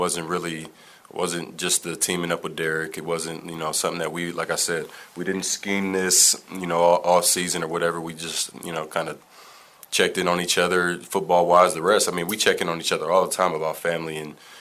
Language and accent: English; East Palo Alto, California, United States; I grew up in East Palo Alto